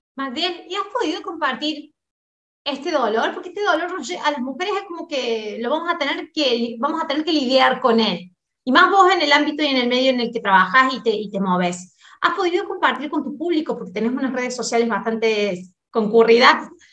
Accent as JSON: {"language": "Spanish", "country": "Argentina", "moved": "as an adult", "lives_now": "Brazil", "said": "yo soy argentina y me vine a vivir para Brasil"}